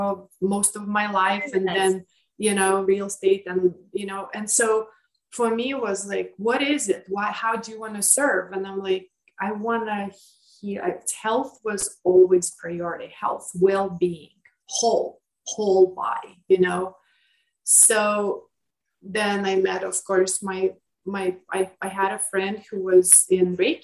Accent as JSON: {"language": "English", "country": "Lithuania", "tie": "born or raised there", "moved": "yes", "said": "I grew up in Lithuania"}